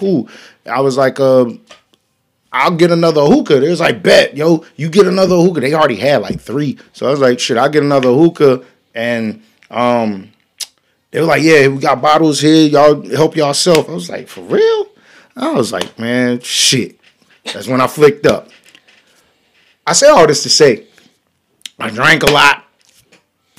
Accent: North Carolina, United States; I'm from North Carolina

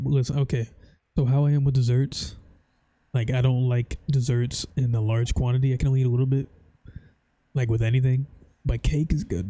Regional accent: United States; since we're American

